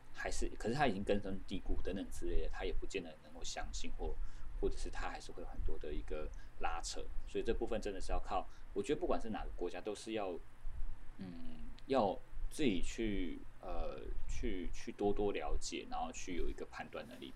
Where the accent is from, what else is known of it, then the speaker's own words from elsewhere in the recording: Taiwan; 我说我是台湾人